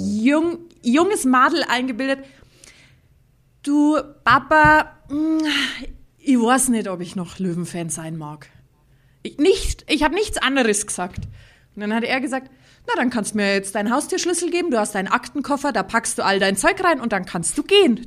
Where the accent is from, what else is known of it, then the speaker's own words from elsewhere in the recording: Bavaria, Germany; ich bin gebürtig aus der schönsten Stadt der Welt, bin aber quasi die feinste Mischung aus Bayern, die es gibt, weil bei mir vereinen sich Oberbayern und Niederbayern